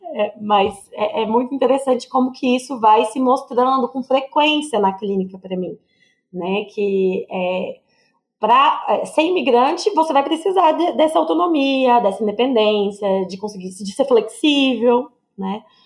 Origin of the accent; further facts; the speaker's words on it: Goiânia, Goiás, Brazil; moved away as an adult; Eu morei a vida inteira em Goiânia, né? Até os meus 20 quatro anos